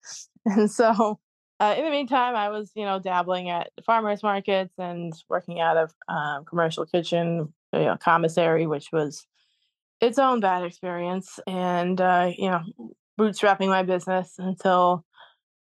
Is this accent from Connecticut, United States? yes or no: yes; Connecticut, United States; where I grew up in Connecticut